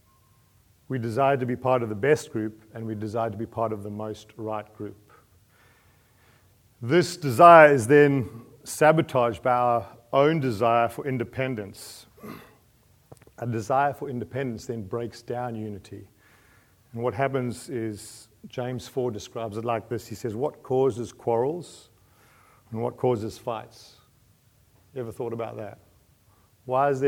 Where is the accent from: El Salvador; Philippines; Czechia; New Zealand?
New Zealand; I'm a Kiwi